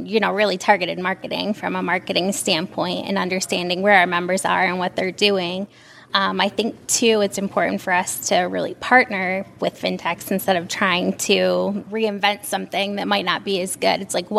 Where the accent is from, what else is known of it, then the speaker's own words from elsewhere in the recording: Michigan, United States; I'm from Michigan.